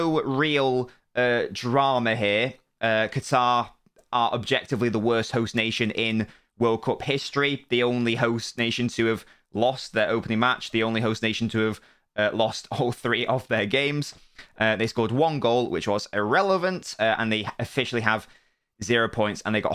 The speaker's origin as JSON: {"language": "English", "region": "England", "country": "United Kingdom", "said": "I'm English"}